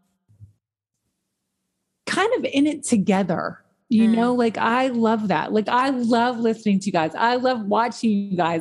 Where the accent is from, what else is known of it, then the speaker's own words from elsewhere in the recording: the South, United States; I grew up in the South